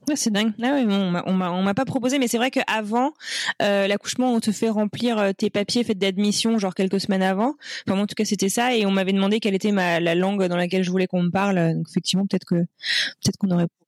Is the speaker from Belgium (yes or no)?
no; France; en tant que Français